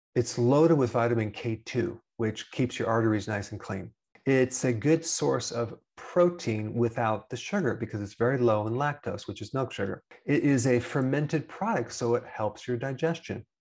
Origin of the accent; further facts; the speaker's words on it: Wisconsin, United States; I'm from Wisconsin